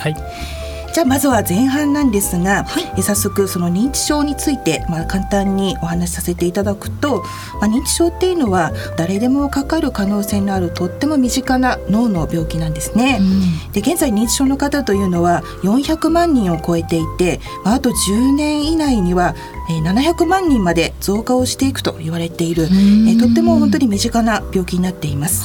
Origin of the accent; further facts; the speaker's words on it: Sapporo, Hokkaido, Japan; 私の地元札幌